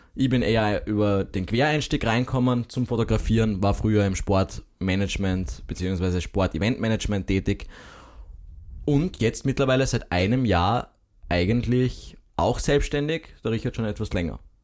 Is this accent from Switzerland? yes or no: no; Graz, Styria, Austria; als Grazer